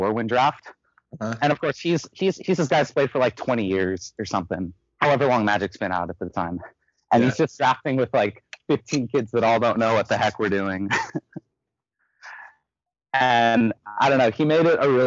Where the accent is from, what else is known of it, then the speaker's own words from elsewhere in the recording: Santa Rosa, California, United States; I'm from North Bay. I'm from Santa Rosa. It's about an hour north of SF